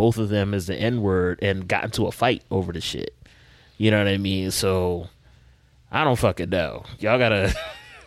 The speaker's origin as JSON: {"language": "English", "town": "Philadelphia", "region": "Pennsylvania", "country": "United States", "said": "As a Philadelphian"}